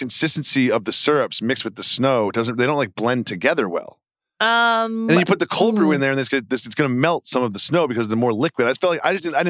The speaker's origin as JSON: {"language": "English", "region": "Massachusetts", "country": "United States", "tie": "born or raised there", "said": "I grew up in the Northeast, Massachusetts."}